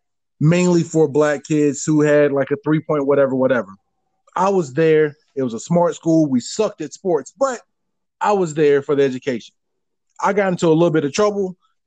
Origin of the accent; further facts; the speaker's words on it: Jacksonville, Florida, United States; I'm born and raised in Jacksonville, Florida.